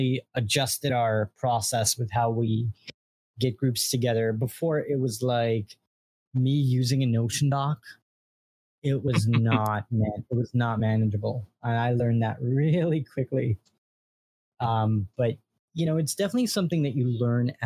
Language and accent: English; New York, United States; I'm from New York